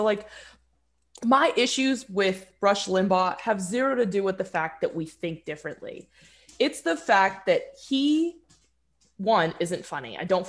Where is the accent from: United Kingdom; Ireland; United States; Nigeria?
United States; Southern California; I grew up in Southern California